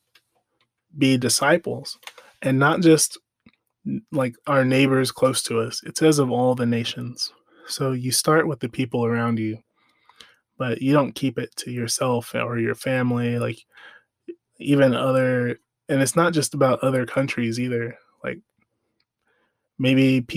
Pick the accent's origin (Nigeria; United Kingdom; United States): United States; I'm African American